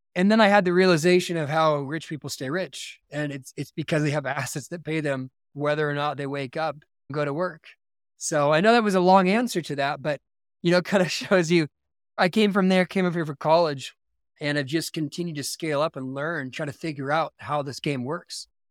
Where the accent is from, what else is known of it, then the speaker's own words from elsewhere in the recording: Simi Valley, California, United States; now in Utah, United States; I grew up outside of Los Angeles in a, a city called Simi Valley, California